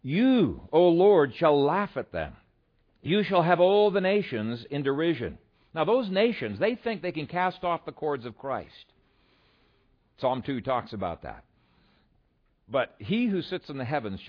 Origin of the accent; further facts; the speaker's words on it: Ethiopia; now in Omaha, United States; when we were growing up in Ethiopia